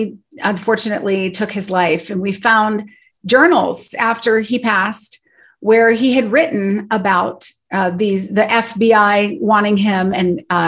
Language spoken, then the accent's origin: English; Colorado, United States; we grew up here in Colorado